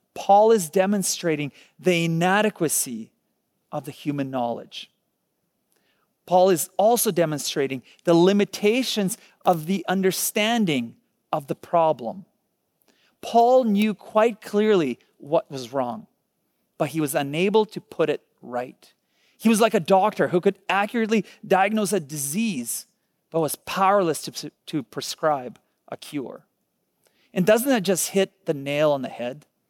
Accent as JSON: {"language": "English", "country": "Ukraine", "tie": "born or raised there", "moved": "yes", "said": "I was born in Ukraine"}